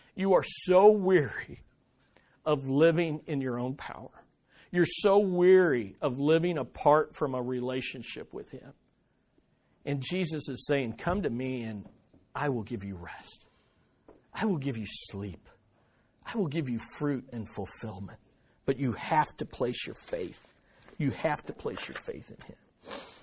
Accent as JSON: {"language": "English", "country": "United States", "said": "we as American Christians"}